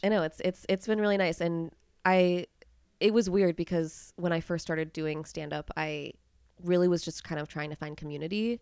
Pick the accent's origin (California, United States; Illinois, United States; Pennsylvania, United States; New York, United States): Pennsylvania, United States; I am actually from Pennsylvania